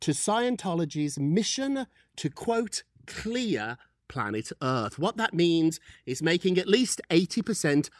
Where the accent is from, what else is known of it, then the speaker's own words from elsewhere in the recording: United Kingdom; I'm British